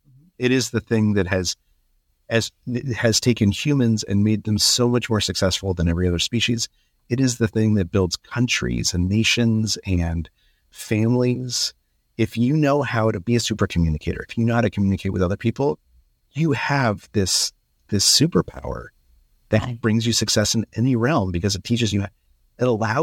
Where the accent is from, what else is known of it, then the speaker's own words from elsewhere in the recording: Albuquerque, New Mexico, United States; So I grew up in Albuquerque.